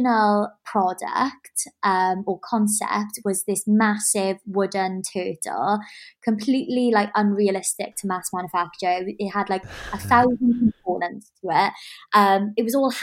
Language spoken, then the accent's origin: English; Swansea, Wales, United Kingdom; I'm Welsh. So that's kind of a little nod to like Swansea and like where I come from, my family roots.